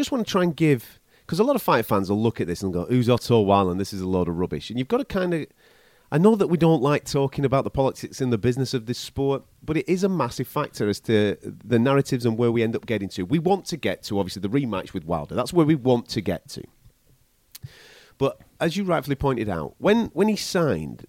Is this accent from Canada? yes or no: no; England, United Kingdom; from England